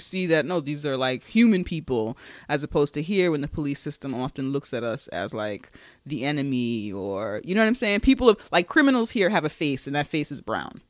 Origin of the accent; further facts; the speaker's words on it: United States; as an American outsider